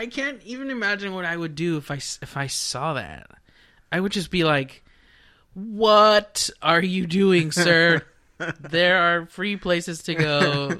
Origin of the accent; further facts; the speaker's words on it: Dallas, Texas, United States; I'm from Texas, y'all. Come from a city called Dallas, Texas.